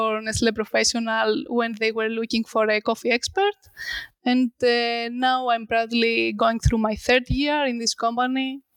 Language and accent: English; Greece; I returned back to my hometown